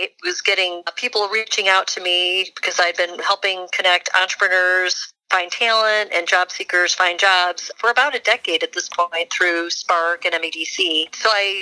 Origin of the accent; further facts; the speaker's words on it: Michigan, United States; moved away as an adult; also born or lived in Silicon Valley; I was actually born and raised in Michigan